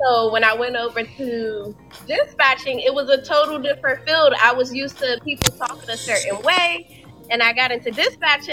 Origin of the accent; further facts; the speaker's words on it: Washington, District of Columbia, United States; moved away as an adult; now in Atlanta, United States; I'm originally from Washington D.C. I relocated to Atlanta two years ago